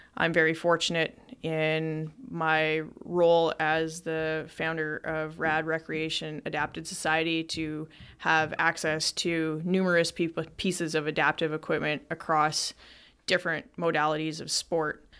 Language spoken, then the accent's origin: English; Lethbridge, Alberta, Canada; my life in Lethbridge, Alberta, which is directly over Montana, life growing up in Lethbridge